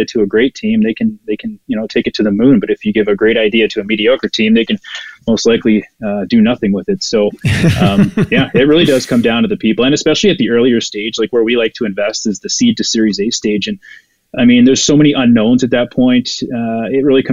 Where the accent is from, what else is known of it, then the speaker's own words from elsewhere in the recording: Ottawa, Ontario, Canada; now in Alberta, Canada; Ottawa. It's my hometown